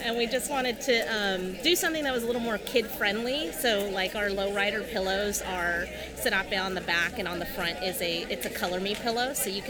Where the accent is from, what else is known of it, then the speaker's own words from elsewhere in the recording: Reedley, California, United States; I grew up in Reedley, California, and those were the first things that I admired was lowriders and cruises that used to happen in my community.